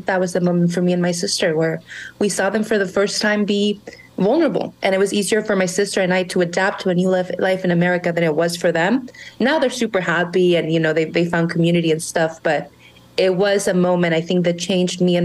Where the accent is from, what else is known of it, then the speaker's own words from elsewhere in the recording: Monterrey, Nuevo León, Mexico; first language Spanish; English is a second language; moved away as an adult; now in McAllen, United States; I was born and raised in Mexico, in Monterrey, Nuevo León. I lived there my entire life, went to college in Mexico. Spanish is my first language.